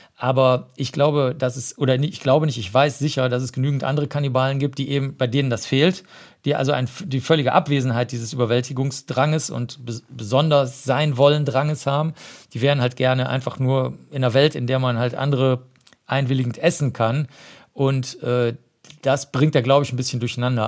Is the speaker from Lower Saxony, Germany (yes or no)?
no; Cologne, North Rhine-Westphalia, Germany; ich bin ja Kölner